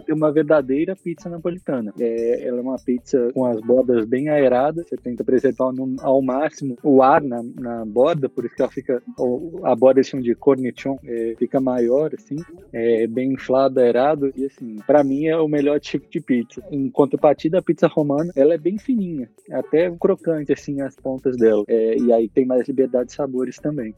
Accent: São Paulo, Brazil; eu sou de São Paulo

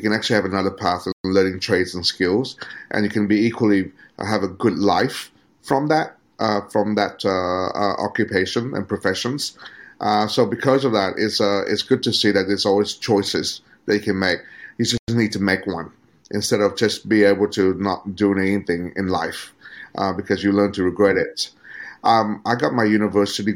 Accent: Australia; moved away as an adult; now in Vietnam; to be educated under the Australian system

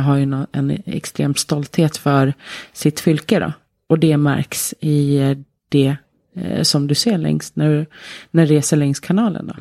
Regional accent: Sweden; also born or lived in Tromsø, Norway / Oslo, Norway; now in Norway; som ni har på dialekten så är ju inte jag från Telemark. Eh, jag kommer från Sverige

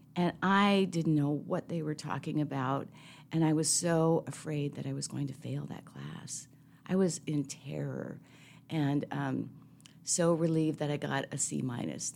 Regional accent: Seattle, Washington, United States; I'm a city kid, so I grew up in Seattle between Saint James Cathedral and Harborview Medical Center.

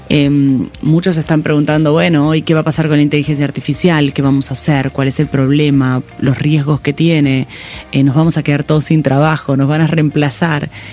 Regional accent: Pigüé, Buenos Aires Province, Argentina; yo nací en Pigüé, en realidad eh, es una ciudad del sur de, la provincia de Buenos Aires, casi, casi La Pampa

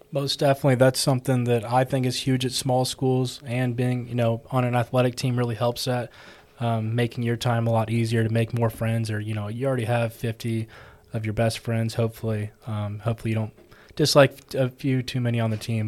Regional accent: Texas, United States; moved away as an adult; now in Georgia, United States; I'm from Texas

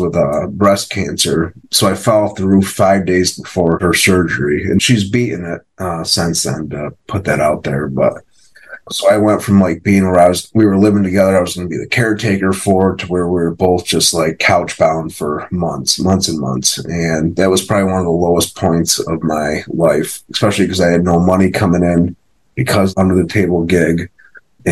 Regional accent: Rochester, New York, United States; I'm from Rochester, New York, upstate New York. I own a couple businesses up here

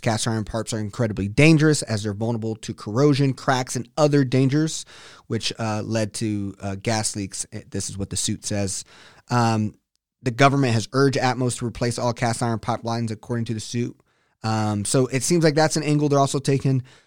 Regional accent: Texas, United States; as a Texan

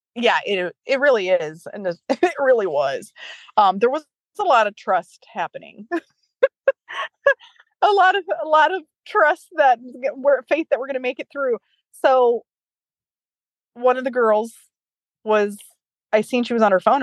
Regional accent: Ohio, United States; I'm from Ohio

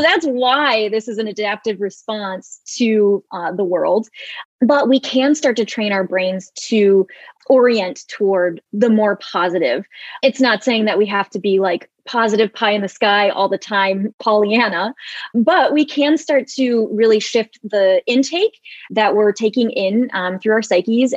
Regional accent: Michigan, United States; moved away as an adult; also born or lived in Seattle; now in San Diego, United States; I'm originally from uh, Michigan and I went to University of Michigan and then I moved to Seattle and now I am in San Diego

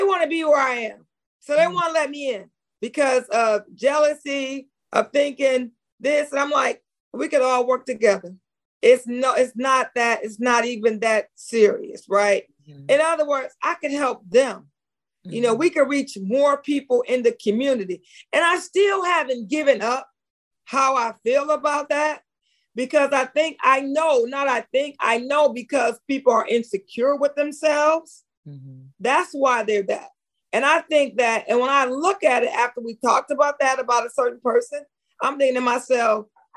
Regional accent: Pontiac, Michigan, United States; We're from Pontiac

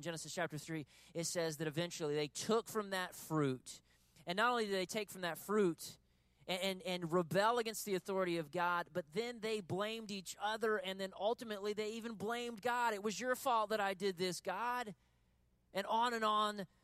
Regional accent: United States; we're American human beings

